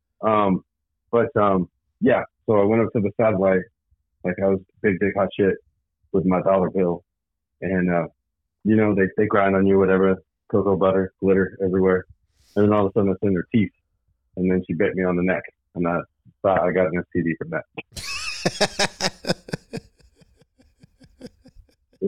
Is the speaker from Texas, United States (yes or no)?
yes; Texas, United States; moved away as an adult; also born or lived in Arizona / Jacksonville, North Carolina; Born and raised in Texas, graduated in a small town